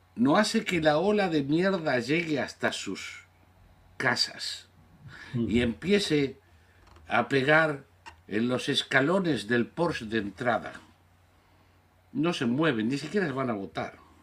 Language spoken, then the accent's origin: Spanish; Argentina; soy ciudadano natural, nací en la Argentina, pero soy ciudadano norteamericano, por descendencia de 11 generaciones